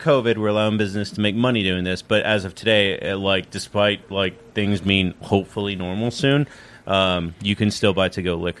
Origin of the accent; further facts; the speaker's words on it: Texas, United States; I am from Texas